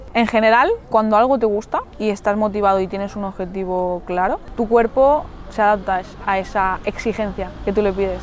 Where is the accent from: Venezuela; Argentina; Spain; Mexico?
Spain; Mallorca, Balearic Islands; tengo 27 años, soy de Mallorca.